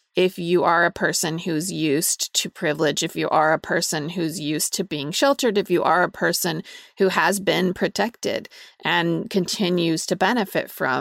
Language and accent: English; Utah, United States